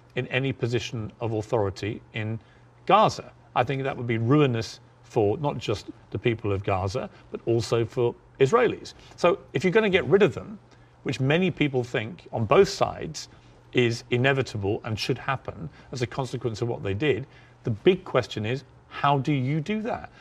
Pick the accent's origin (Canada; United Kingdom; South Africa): United Kingdom; moved away as an adult; now in United States; my home country of the U K.